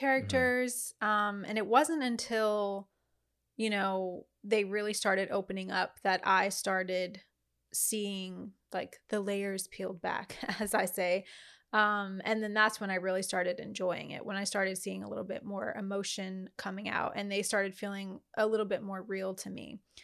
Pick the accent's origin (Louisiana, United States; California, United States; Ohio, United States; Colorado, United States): Louisiana, United States; I'm from Louisiana